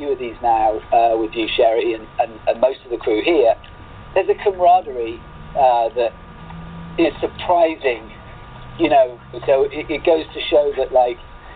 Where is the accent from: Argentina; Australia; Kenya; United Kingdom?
United Kingdom; Bristol, South West England; my hometown of Bristol